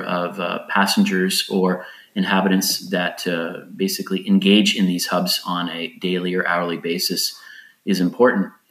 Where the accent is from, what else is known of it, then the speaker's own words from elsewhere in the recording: United States; now in Lisbon, Portugal; I live in Portugal now, even though I'm an American.